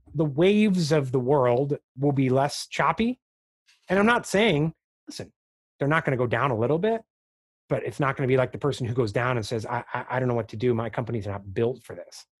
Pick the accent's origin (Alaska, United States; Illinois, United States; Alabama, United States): Illinois, United States; Chicago; I grew up in Chicago, the Chicago area